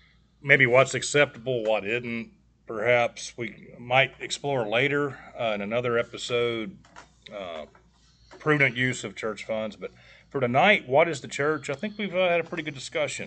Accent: White Bluff, United States; I think we all came from White Bluff

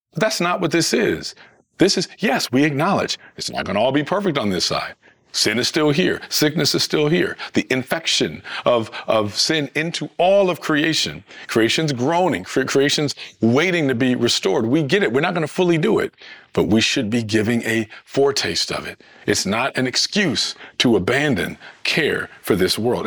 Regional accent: Detroit, Michigan, United States; I'm from Michigan, from Detroit

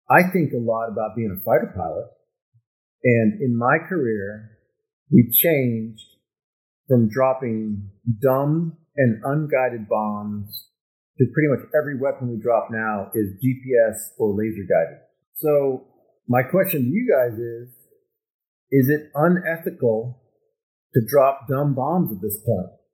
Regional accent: United States; I'm an American

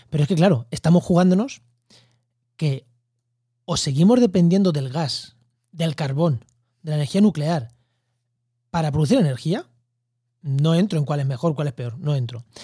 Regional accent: Munera, Castilla-La Mancha, Spain; bueno, en mi pueblo, en Albacete, en yo soy de Munera, un pueblo de Albacete, que hay muchísimos molinos y desde hace mucho tiempo.

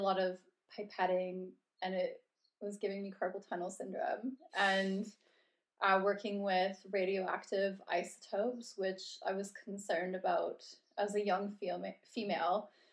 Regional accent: Red Deer, Alberta, Canada; moved away as an adult; now in London, United Kingdom; I'm from Cal- around Calgary, specifically Red Deer, Alberta

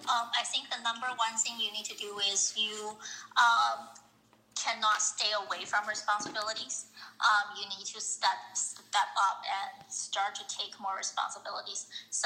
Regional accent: Canada; I think from a Canada perspective, because I'm Canadian, I think the opportunities in Toronto and Montreal will probably be a bit more

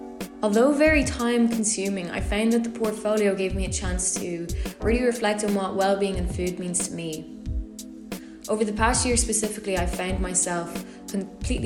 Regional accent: County Louth, Ireland; I'm from Ireland. More specifically, I'm from Join Áine in County Louth, which is around 40 minutes away from Dublin

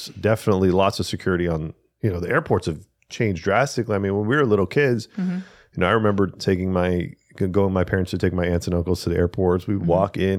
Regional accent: Spain; I'm from Spain. I'm a Spaniard Spanish speaker. Espanol.

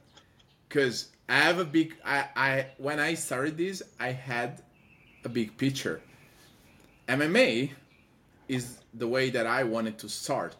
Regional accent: Padua, Veneto, Italy; moved away as an adult; also born or lived in Rome; now in Los Angeles, United States; I'm from Padova, the city of Padova

